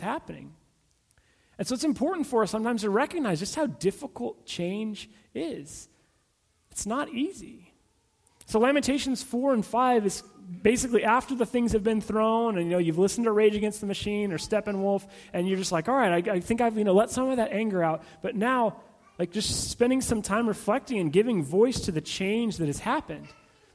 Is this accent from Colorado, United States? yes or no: no; California, United States; also born or lived in Abilene, Texas; I was from California